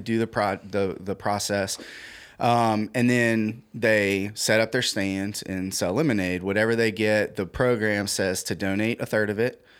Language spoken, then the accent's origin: English; Central, Louisiana, United States; I grew up in Central.